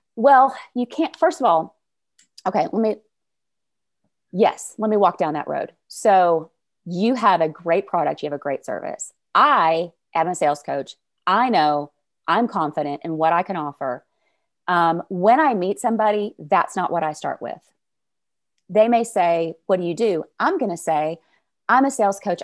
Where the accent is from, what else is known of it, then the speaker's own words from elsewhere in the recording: North Little Rock, Arkansas, United States; I am from North Little Rock, Arkansas, which is right outside the capital city of Little Rock.